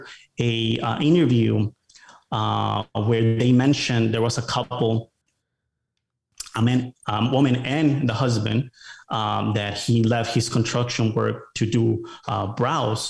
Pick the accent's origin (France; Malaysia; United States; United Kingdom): United States; Rockford, Illinois; moved away as an adult; also born or lived in Mexico; now in Austin, United States; I grew up in Chicago. It was a city called Rockford, Illinois, about an hour from Chicago.